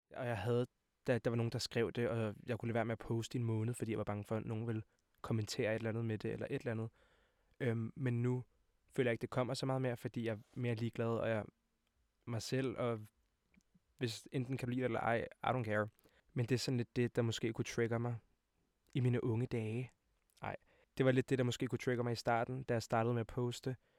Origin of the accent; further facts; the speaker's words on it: Hvidovre, Capital Region of Denmark, Denmark; jeg er 20 år gammel og kommer fra Hvidovre af.